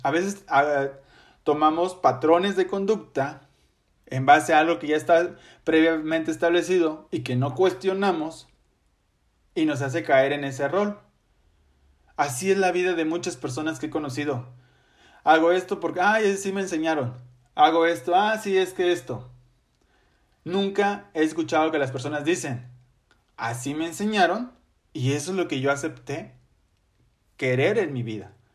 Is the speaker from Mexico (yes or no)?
yes; Ciudad Victoria, Tamaulipas, Mexico; soy originario de Ciudad Victoria, Tamaulipas, orgulloso tamaulipeco y victorense de corazón